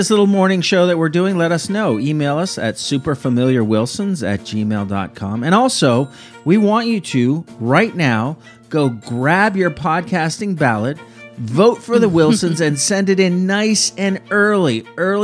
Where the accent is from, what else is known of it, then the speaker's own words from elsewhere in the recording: Miami, Florida, United States; moved away; Miami, my hometown